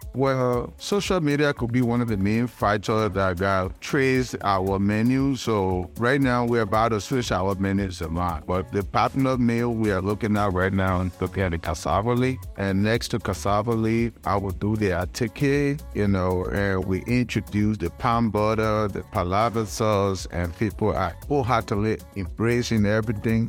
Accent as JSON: {"language": "English", "country": "Liberia", "also_born_or_lived": "Ghana", "moved": "yes", "said": "my native country, I'm from Liberia."}